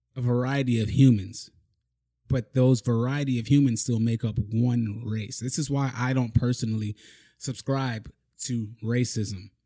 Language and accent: English; Broward County, Florida, United States; also born or lived in Miami, Florida; I was born in Miami. I grew up mainly in Broward County